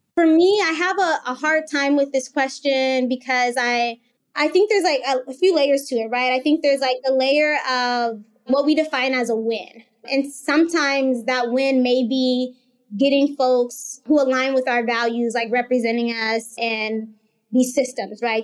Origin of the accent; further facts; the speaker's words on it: Phoenix, Arizona, United States; the school that I grew up in in South Phoenix